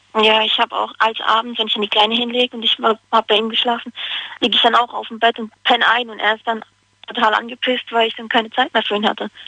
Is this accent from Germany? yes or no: yes; Hagenbach, Rhineland-Palatinate, Germany; Aus Hagenbach. Das liegt in Karlsruhe, in der Nähe.